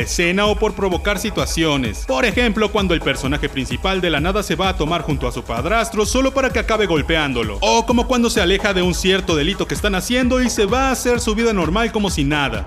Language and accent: Spanish; Mexico; nosotros como mexicanos